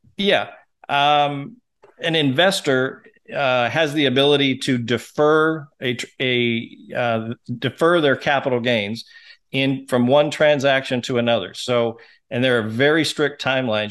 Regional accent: Seattle, Washington, United States; now in Hot Springs Village, United States; I'm, was born and raised in Seattle

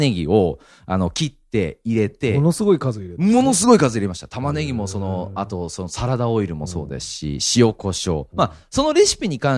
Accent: Yokohama, Kanagawa, Japan; accent: standard Japanese; moved away as an adult; also born or lived in Fukuoka; それこそ方言すごいんですよ。僕その横浜生まれなんで、その標準語がずっとあったんですけど

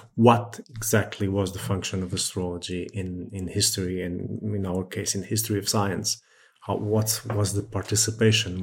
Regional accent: Setúbal, Portugal; I'm from Setúbal, which is a few kilometers south of Lisbon, so around the area

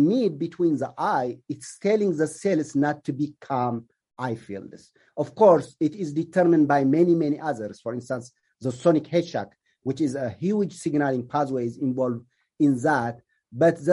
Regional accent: Ethiopia; also born or lived in Kenya / Illinois / Georgia; now in United States; I am originally from Ethiopia, so I came here as an immigrant

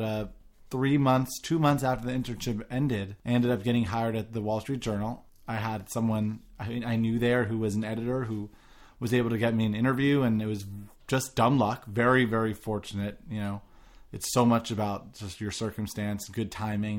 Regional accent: New York, United States; I grew up in New York

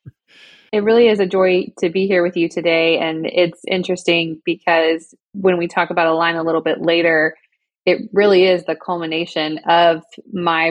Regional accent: Georgia, United States; moved away as an adult; also born or lived in Southern California; now in Oklahoma, United States; my home state of Georgia

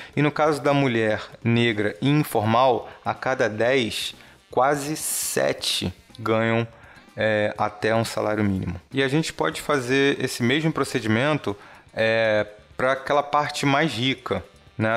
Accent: Brazil; você como brasileiro, assim como eu

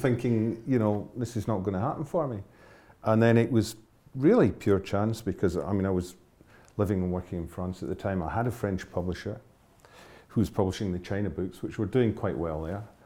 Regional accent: Glasgow, Scotland, United Kingdom; moved away as an adult; also born or lived in Hebrides; I was born and raised in Glasgow

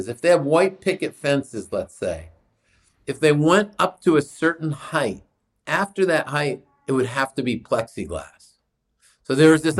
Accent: New Hampshire, United States; I grew up in New Hampshire

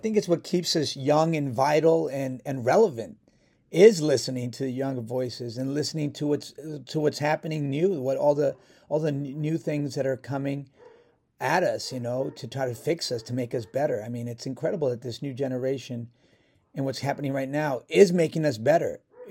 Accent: New York, United States; I'm a New Yorker.

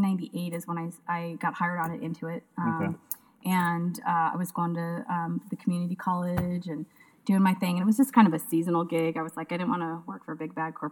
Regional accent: Bellingham, Washington, United States; I grew up in a little town called Bellingham, Washington.

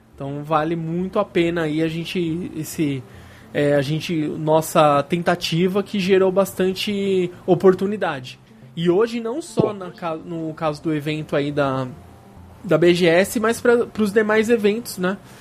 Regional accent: São Paulo, Brazil; Nós somos de São Paulo, a gente mora relativamente perto do evento

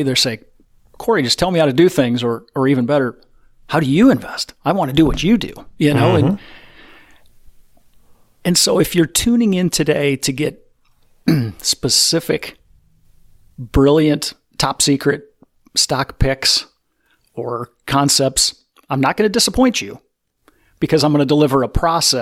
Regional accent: Iowa, United States; we're from Iowa

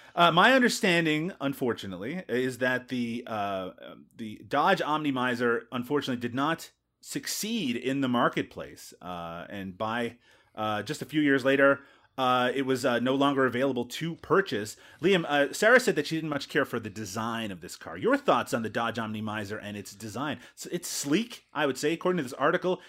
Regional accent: Canada; here in my home country of Canada

